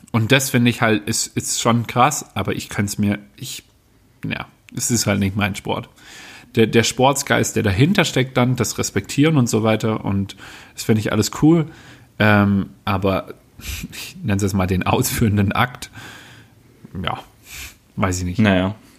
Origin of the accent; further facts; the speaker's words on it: Baden-Württemberg, Germany; ich bin aufgewachsen im Badnerland, was nicht immer einfach ist